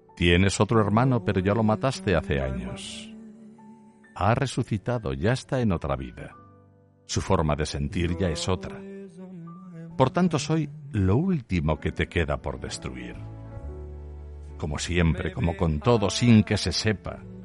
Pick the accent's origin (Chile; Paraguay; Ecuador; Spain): Spain; Aragon; solo soy un zapatero aragonés